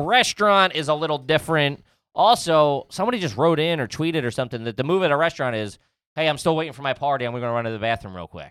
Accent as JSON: {"language": "English", "town": "Philadelphia", "region": "Pennsylvania", "country": "United States", "tie": "born or raised there", "said": "I was born in the Northeast. That's where my roots go back to."}